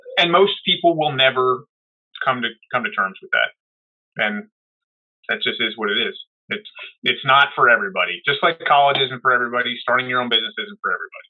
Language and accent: English; New Jersey, United States; There was a, a gun club by my house where I grew up in New Jersey